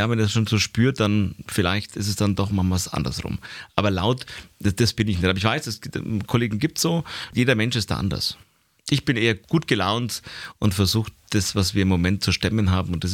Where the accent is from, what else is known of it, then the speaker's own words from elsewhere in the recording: Nuremberg, Bavaria, Germany; Ich bin in Nürnberg geboren, war aber bis zur Mitte der vierten Klasse war ich, äh, bin ich bei meinen Eltern aufgewachsen.